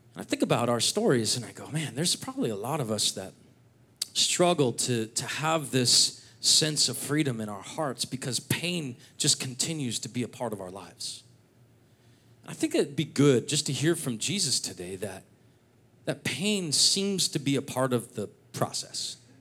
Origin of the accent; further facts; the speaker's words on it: Seattle, Washington, United States; moved away as an adult; now in North Idaho, United States; I grew up in the Seattle area